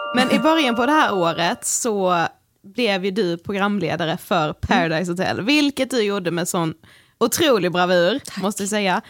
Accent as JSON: {"language": "Swedish", "town": "Karlshamn", "region": "Blekinge", "country": "Sweden", "said": "vi kommer från Karlshamn"}